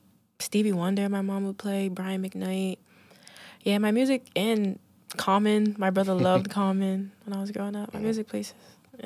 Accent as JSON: {"language": "English", "region": "Rhode Island", "country": "United States", "tie": "born or raised there", "said": "Yeah, Southside."}